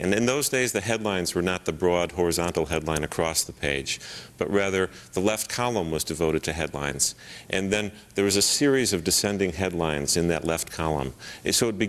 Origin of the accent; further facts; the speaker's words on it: Chicago, Illinois, United States; I was born in Chicago on Lincoln's birthday, February 12th.